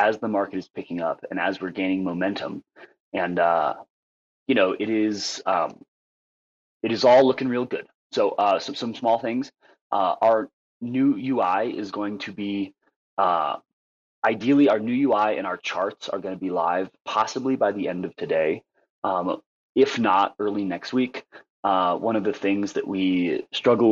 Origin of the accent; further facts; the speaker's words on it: Nepal; I'm from Nepal, and we are a Nepalese team